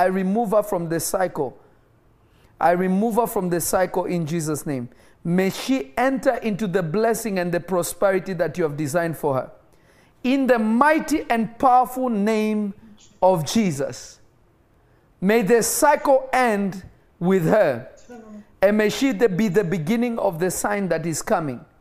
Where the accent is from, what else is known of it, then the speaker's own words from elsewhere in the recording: Nairobi, Kenya; moved away; Kenya is literally my first home because I was not born in my native country and I grew up in Kenya.